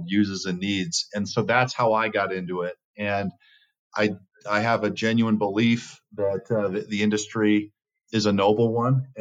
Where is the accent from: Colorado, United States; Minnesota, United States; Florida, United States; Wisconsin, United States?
Colorado, United States; Littleton; I grew up in Littleton, Colorado, south of Denver. My whole life been here